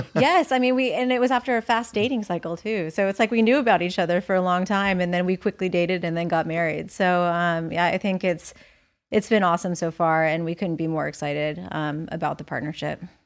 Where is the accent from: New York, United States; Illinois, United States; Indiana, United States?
Indiana, United States; moved away; also born or lived in Arizona / Florida; I grew up in Indiana